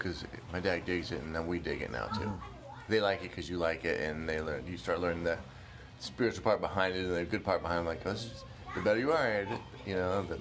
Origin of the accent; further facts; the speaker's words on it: Oklahoma, United States; growing up in Oklahoma